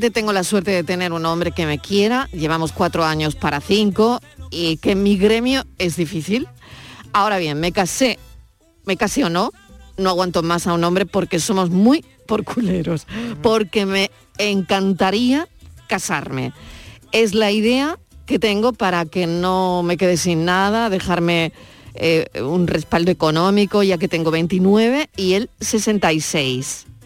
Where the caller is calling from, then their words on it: Granada, Andalusia, Spain; Soy …, de la Hola, de Granada.